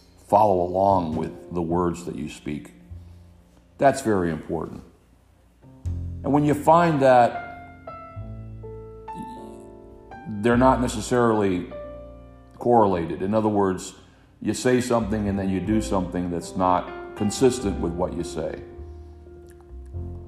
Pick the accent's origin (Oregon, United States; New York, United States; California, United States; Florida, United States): Florida, United States; Hialeah; growing up in Hialeah, Florida